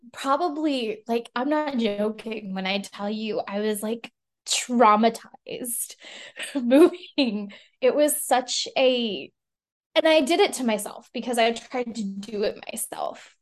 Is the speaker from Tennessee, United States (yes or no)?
no; El Paso, Texas, United States; moved away as an adult; now in Austin, United States; I grew up in El Paso, Texas